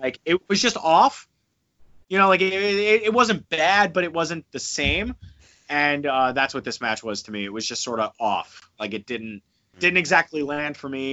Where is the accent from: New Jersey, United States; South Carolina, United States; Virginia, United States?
New Jersey, United States; moved away; I'm from New Jersey